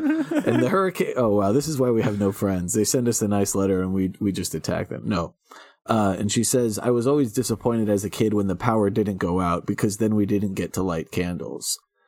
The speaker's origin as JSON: {"language": "English", "region": "North Carolina", "country": "United States", "tie": "born or raised there", "said": "I grew up 45 minutes outside Wilmington, North Carolina. It's a great city, and hurricanes are basically harmless most of the time for most people."}